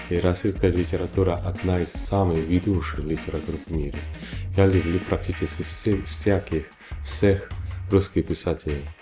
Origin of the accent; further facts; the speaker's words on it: Busan, South Korea; born there; Russian is a second language; also born or lived in Seoul / Washington; Я кореец, я родился в Пусане, в маленьком городе Пусане, в Республике Кореи в 1962 году.